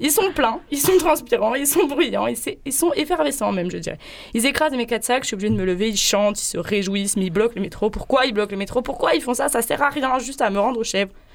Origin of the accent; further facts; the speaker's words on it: Paris, Île-de-France, France; moved away as an adult; now in Marseille, France; j'ai vécu 23 ans à Paris, j'ai débarqué au mois de septembre ici